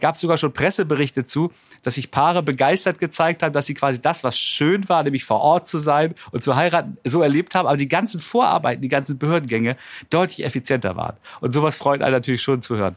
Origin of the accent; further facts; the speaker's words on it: Germany; wir hier als Deutsche oder als Europäer